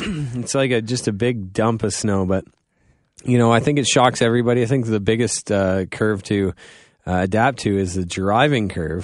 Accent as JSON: {"language": "English", "town": "Goderich", "region": "Ontario", "country": "Canada", "said": "I'm from Godrich"}